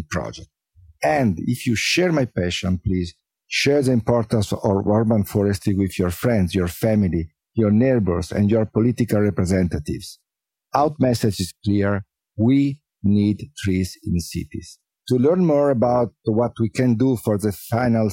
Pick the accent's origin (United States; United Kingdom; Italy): Italy; Milan, Lombardy; I was born and raised in Milano during the 60s